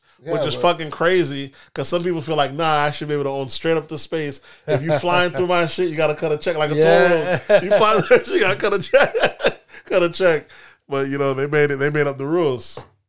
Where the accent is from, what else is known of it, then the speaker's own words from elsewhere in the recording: Florida, United States; Listen, we're from Florida, so we know these prices for those type of homes on the beach isn't that shocking.